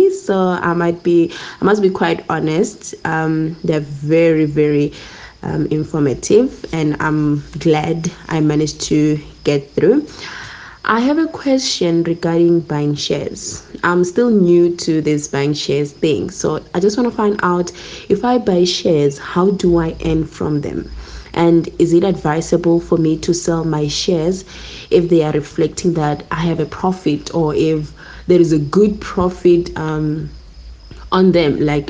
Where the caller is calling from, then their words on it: Mokopane, Limpopo, South Africa; I am from Mokopani in Limpopo.